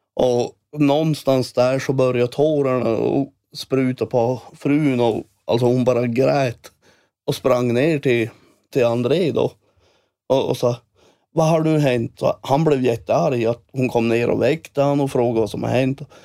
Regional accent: Sweden; now in Älvsbyn, Sweden; jag bor i Älvsby nu och är, jag passerar min hemby där jag är född

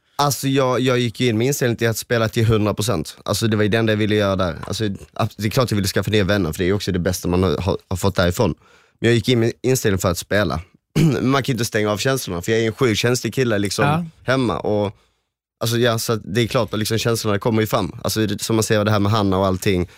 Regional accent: Helsingborg, Skåne, Sweden; jag, Johan och Adam, vi är ju från Helsingborg

